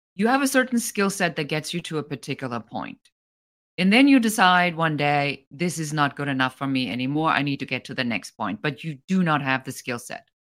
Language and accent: English; Germany; moved away as an adult; now in United States; I'm originally from Germany. I'm an immigrant